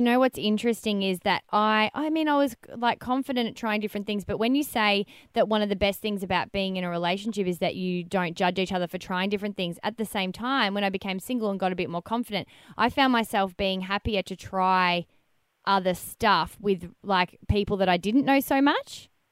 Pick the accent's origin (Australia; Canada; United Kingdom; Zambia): Australia; Melbourne, Victoria; I'm from Melbourne